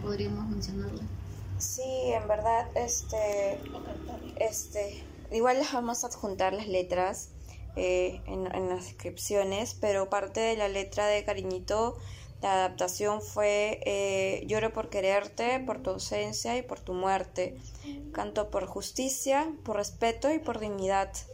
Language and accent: Spanish; Lima, Peru; nosotras somos peruanas, somos limeñas